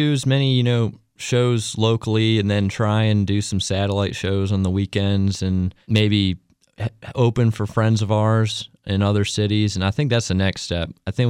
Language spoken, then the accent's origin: English; Raleigh, North Carolina, United States; I've known about Jason for a long, long time growing up in Raleigh.